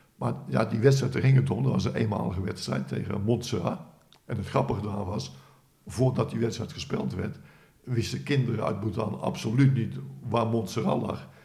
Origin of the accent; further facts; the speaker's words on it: Netherlands; als Hollander